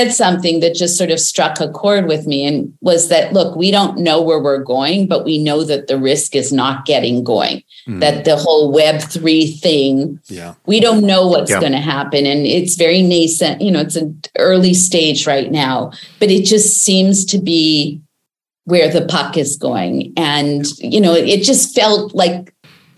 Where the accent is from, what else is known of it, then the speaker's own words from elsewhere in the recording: Canada; I'm Canadian